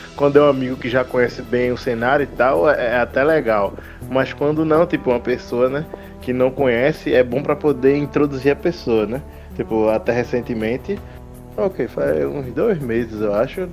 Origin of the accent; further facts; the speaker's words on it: Recife, Pernambuco, Brazil; tenho 29 anos, sou de Recife